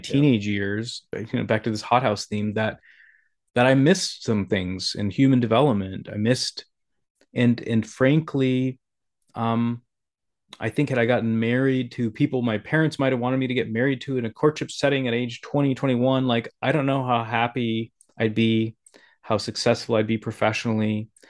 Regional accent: South Dakota, United States; growing up in South Dakota

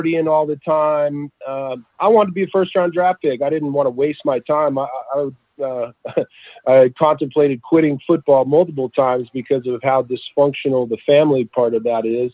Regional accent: Southern California, United States; also born or lived in Utah; So we went south and ended up here in Southern California when I was about 10 years old

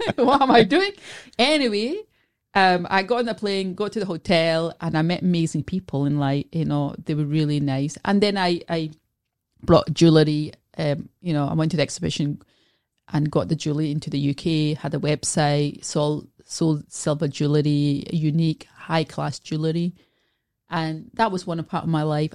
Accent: Scotland, United Kingdom; also born or lived in Glasgow; I was born in Scotland, so I, I live in Glasgow

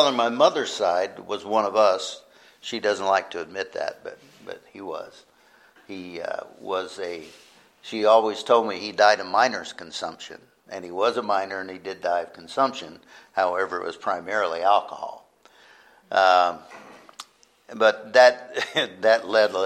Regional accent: Palo Verde, Arizona, United States; I am a local guy. I grew up in the Buckeye area, actually Palo Verde, the big town of Palo Verde

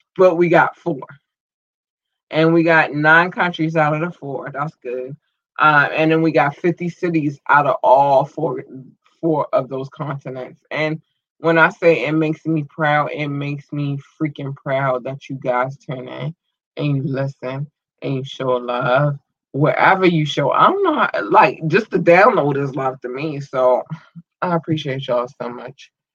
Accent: Baltimore, Maryland, United States; born or raised there; also born or lived in North Carolina

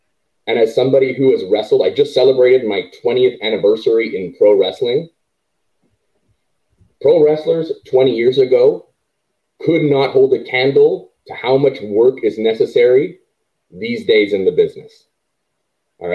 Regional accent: Canada; as a Canadian

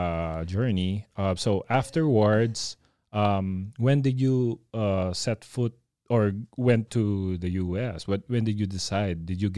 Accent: Las Piñas, Metro Manila, Philippines; also born or lived in Cabanatuan; I was born in Cabanatuan, but I grew up in Las Piñas.

